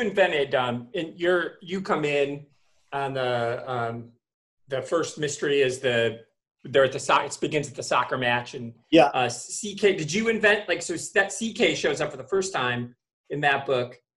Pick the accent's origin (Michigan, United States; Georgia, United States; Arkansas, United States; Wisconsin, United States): Michigan, United States; I'm from Michigan